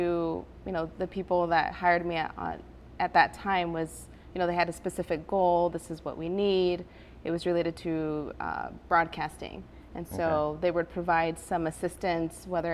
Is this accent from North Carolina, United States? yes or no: no; Elkhart, Indiana, United States; English is a second language; also born or lived in Guadalajara, Mexico; now in Goshen, United States; I moved here with my mom when I was 7, not knowing any word of English. So I grew up in Elkhart